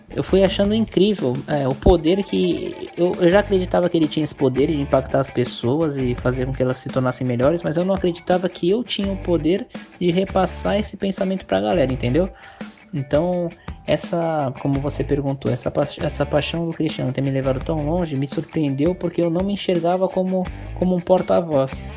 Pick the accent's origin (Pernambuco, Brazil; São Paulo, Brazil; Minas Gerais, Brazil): São Paulo, Brazil; Santos; sou daqui de Santos, de São Paulo